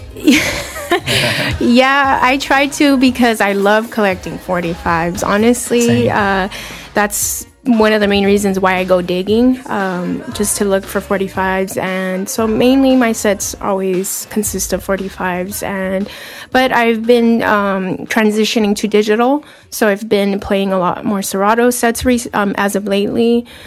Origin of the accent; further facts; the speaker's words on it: Los Angeles, California, United States; also born or lived in Seattle / Philadelphia; I'm from Boyle Heights, California. 10 minutes away from downtown LA.